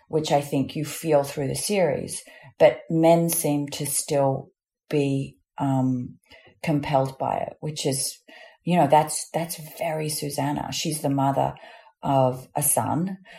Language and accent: English; Australia; accent: Australian; I don't use my Australian accent at all